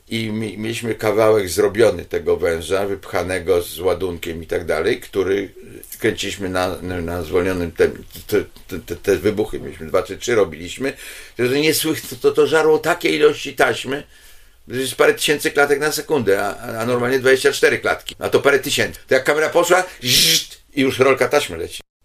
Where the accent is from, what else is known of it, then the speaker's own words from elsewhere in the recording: Poland; ja z Polski